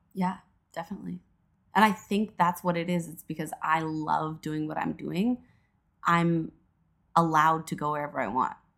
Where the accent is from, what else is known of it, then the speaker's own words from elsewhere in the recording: Edmonton, Alberta, Canada; moved away as an adult; now in Toronto, Canada; I was born and raised in Edmonton, Alberta